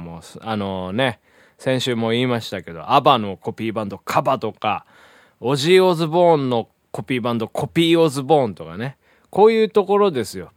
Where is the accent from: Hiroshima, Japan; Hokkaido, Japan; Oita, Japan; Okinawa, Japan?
Hiroshima, Japan; 僕のあの、地元の広島